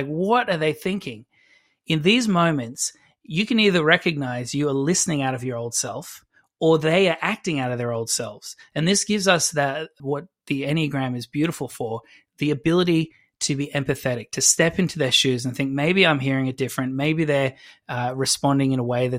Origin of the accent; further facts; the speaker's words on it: Adelaide, South Australia, Australia; I'm from Adelaide